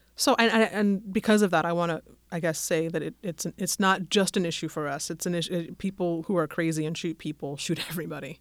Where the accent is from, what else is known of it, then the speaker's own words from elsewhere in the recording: Denver, Colorado, United States; moved away as an adult; also born or lived in England; I'm from Denver. I was living in England when it happened